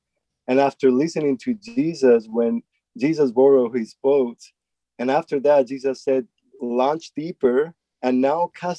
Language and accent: English; Spain; now in United States; since I came here from Spain and from a different background and context. And here in the States, we have so many apps